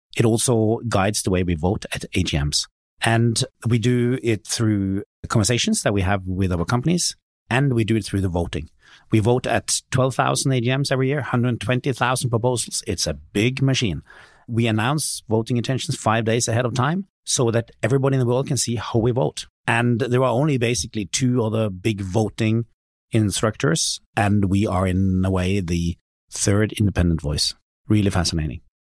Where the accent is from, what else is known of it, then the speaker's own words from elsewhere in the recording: Norway; my hometown in Norway where I grew up